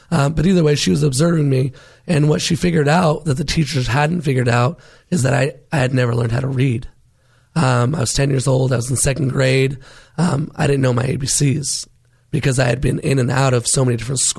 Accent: California, United States; born there; I was born in Northern California.

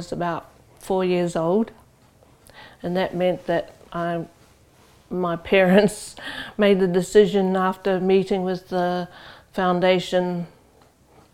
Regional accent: Rotorua, Bay of Plenty, New Zealand; moved away as an adult; now in Auckland, New Zealand; I'm from Rotorua, that's where my family home is. But I live here in Auckland and work here since 1980

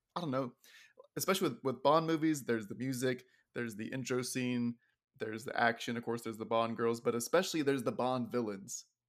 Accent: Texas, United States; being a Texan

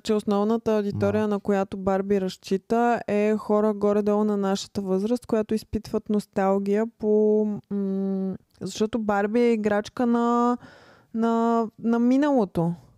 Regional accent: Bulgaria; като българи

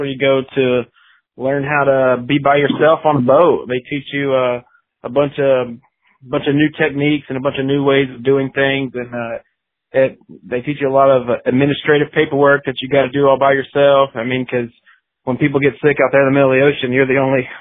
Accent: 30 minutes north of Pensacola, Florida, United States; also born or lived in Texas; I grew up like 30 minutes north of Pensacola, so I consider Pensacola my hometown.

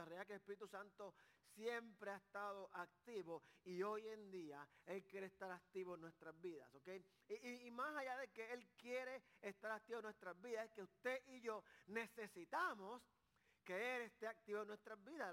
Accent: Carolina, Puerto Rico; yo soy de Carolina

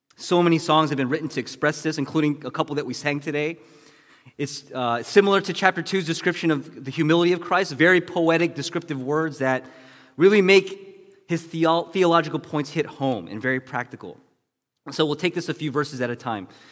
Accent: United States; being Asian American

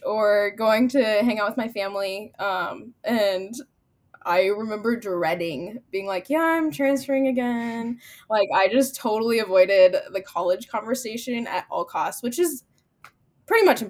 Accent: near Wayne, Nebraska, United States; Wayne State College, which is 10 minutes from my hometown

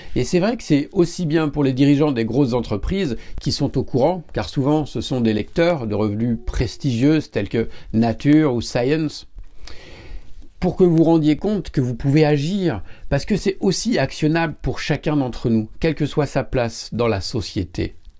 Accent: France; Parce que je suis français

